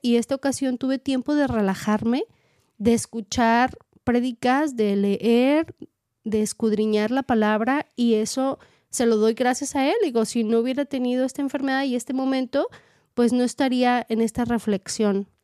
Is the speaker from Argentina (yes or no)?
no; Mexico; moved away as an adult; now in United States; yo soy maestra y vengo preparada de México